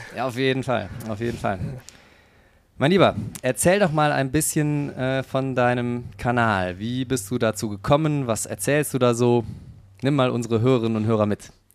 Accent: Cologne, North Rhine-Westphalia, Germany; accent: Kölsch; ich bin ja gebürtiger Kölner, das bei mir das Kölsche, was noch mitschwingt

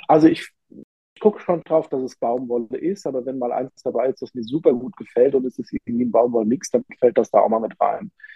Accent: Rhineland-Palatinate, Germany; ich komme ja aus der Pfalz

